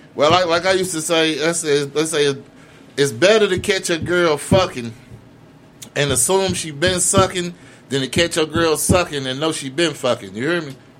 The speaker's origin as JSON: {"language": "English", "area": "the West Side", "region": "Missouri", "country": "United States", "said": "I'm from the West Side"}